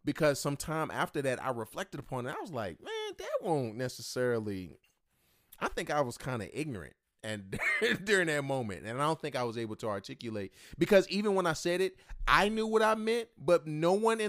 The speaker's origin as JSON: {"language": "English", "town": "Martinsville", "region": "Virginia", "country": "United States", "said": "I'm from Martinsville, Virginia."}